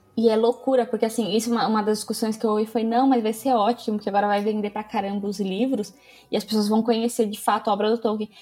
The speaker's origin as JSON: {"language": "Portuguese", "country": "Brazil", "said": "eu sou brasileira"}